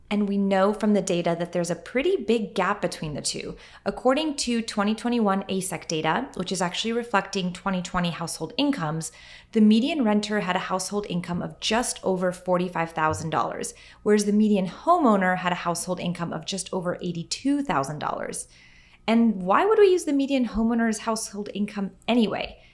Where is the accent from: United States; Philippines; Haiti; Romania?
United States; Western New York; I grew up in Western New York